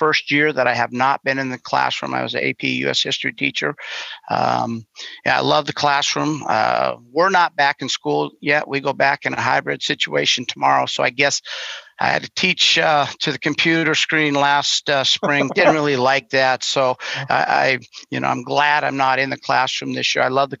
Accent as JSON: {"language": "English", "region": "Montana", "country": "United States", "tie": "born or raised there", "moved": "yes", "lives_now": "Seattle, United States", "said": "I grew up in Montana"}